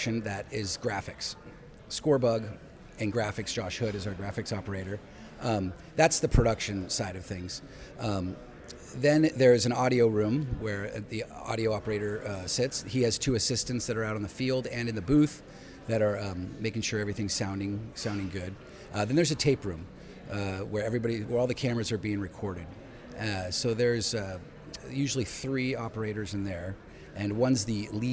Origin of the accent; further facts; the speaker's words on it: Los Altos, California, United States; I grew up in Los Altos, California